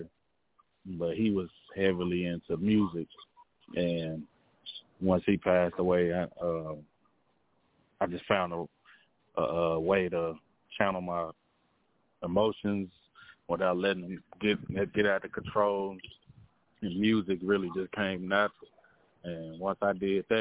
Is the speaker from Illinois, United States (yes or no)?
no; Fort Worth, Texas, United States; I'm from Fort Worth, Texas, west side of Fort Worth, Texas